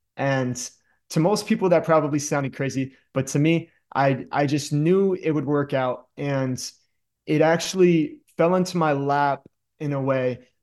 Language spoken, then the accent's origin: English; Danbury, Connecticut, United States; also born or lived in upstate New York; I'm from Danbury, Connecticut. I love it here. That's why I'm back.